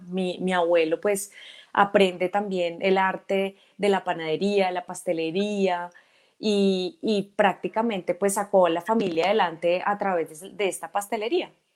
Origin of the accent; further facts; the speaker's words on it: Ibagué, Tolima, Colombia; yo nací en Ibagué en el año 1980, eh, ibaguereña totalmente.